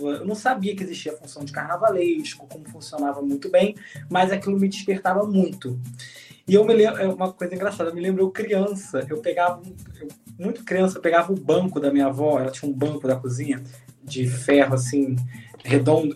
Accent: Rio de Janeiro, Brazil; Eu sou nascido e criado em Irajá, 22 anos

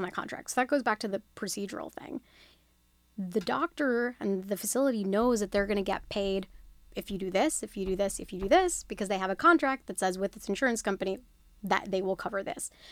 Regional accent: Australia; moved away; I was born and raised in Australia.

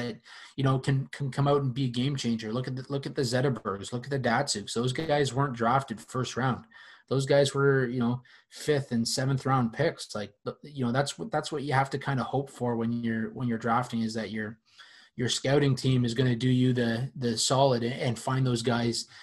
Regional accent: Canada; being a Canadian, being from Canada

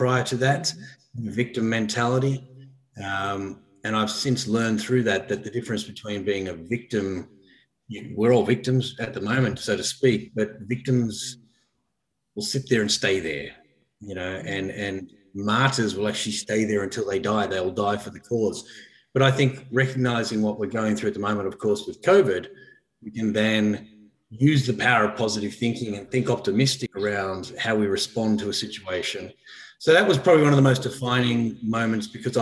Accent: Blue Mountains, New South Wales, Australia; I grew up in the Blue Mountains and I'd catch a train down to Sydney every day

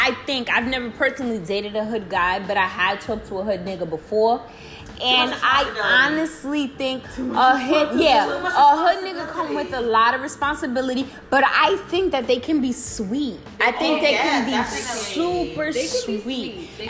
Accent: Englewood, New Jersey, United States; from Inglewood, New Jersey. We have Marie here that grew up from...

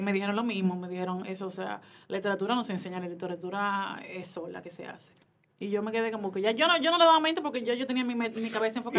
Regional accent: Dominican Republic; como buena dominicana

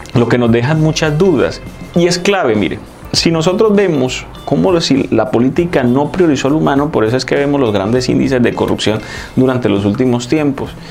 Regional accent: Colombia; lo que tenemos que buscar como colombianos

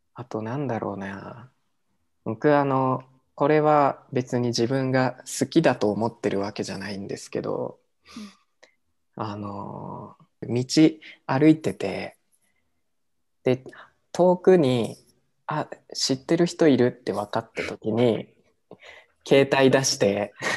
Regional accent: Japan; now in Mexico; 日本って言ったらさ

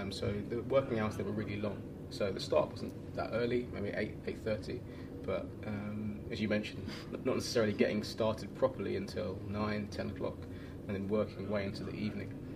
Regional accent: London, United Kingdom; moved away as an adult; also born or lived in Chile / Copenhagen, Denmark; now in Portugal; I'm a Londoner, um, but I left London five years ago.

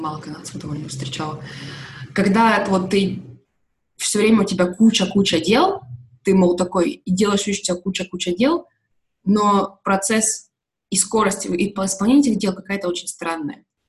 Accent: Russia; я из, из России

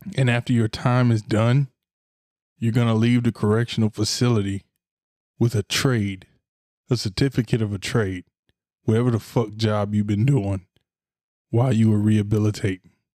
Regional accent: Florida, United States; I'm from Florida

